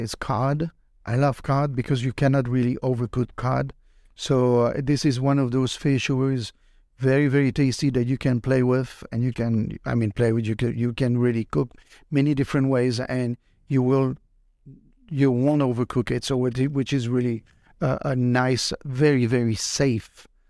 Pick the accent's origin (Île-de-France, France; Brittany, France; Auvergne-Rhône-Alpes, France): Brittany, France; I'm from Brittany, France, where we have tons of oysters